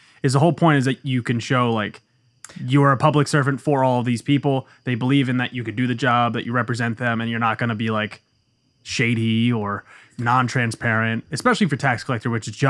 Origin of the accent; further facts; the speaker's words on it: Bayonne, New Jersey, United States; born there; Bayonne. I was born in Bayonne.